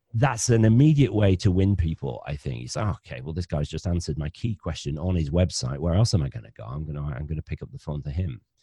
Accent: Bradford, Yorkshire and the Humber, United Kingdom; accent: northern; now in Cornwall, United Kingdom; I'm a northerner. I'm from Bradford in West Yorkshire originally, but I married a Cornish girl. So I now live ten miles from Land's End.

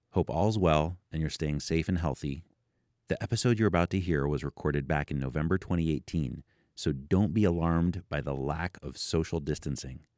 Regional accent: Ohio, United States; now in New York City, United States; I'm from I'm from Ohio

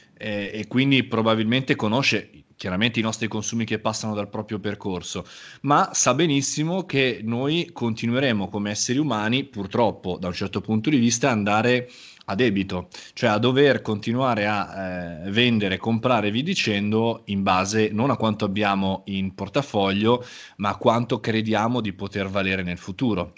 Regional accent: Milan, Lombardy, Italy; sono nato nella città di Milano come milanese imbruttito

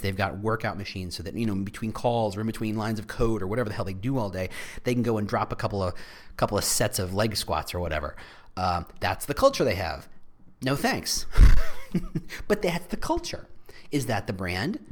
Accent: New Jersey, United States; I was raised in New Jersey

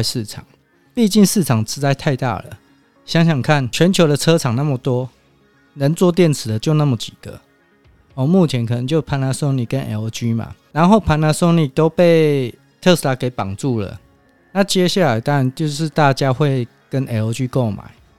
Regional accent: Taiwan; 身为台湾人

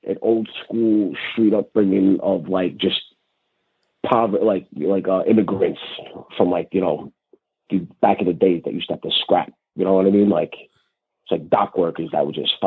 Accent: New York City, New York, United States; I came from South Brooklyn, New York, like Red Hook, Cow Gardens

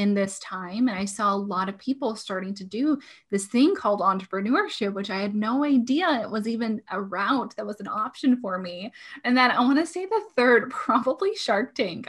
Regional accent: Portland, Oregon, United States; moved away as an adult; now in Washington, United States; I was born and raised in Portland, Oregon.

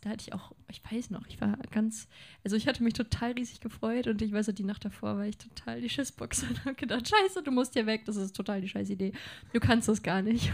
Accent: Lengerich, North Rhine-Westphalia, Germany; moved away as an adult; now in Hanover, Germany; Zwischen Münster und Osnabrück bin ich groß geworden

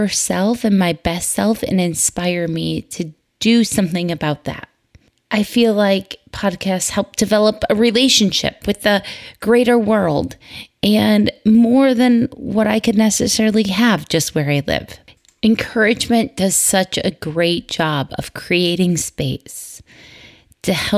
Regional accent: Michigan, United States; moved away; crisp fall October days growing up in Michigan

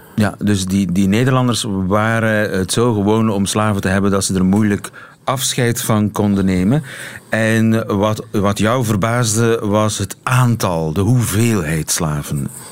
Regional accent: Belgium; bij ons niet zo bekend in België

